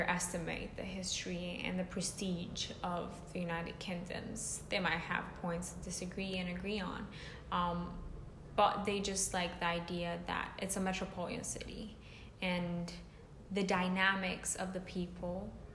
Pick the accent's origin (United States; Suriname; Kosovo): Kosovo; moved away; I'm from Kosovo, for people who don't know, which is a country in the Balkans